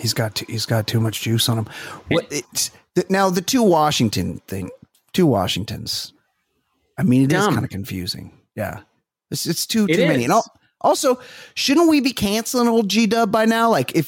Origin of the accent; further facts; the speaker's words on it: Costa Mesa, California, United States; I'm from Costa Mesa.